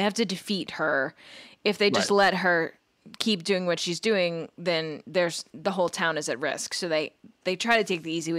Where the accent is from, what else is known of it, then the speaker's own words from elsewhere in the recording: Louisiana, United States; I'm from Louisiana.